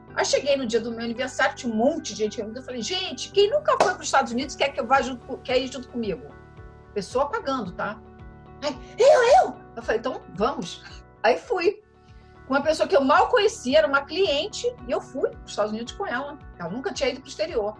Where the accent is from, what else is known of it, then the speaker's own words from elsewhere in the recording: Rio de Janeiro, Brazil; moved away as an adult; also born or lived in São Paulo / Netherlands / France; eu sou carioca, já morei em São Paulo, mas fico no Rio de Janeiro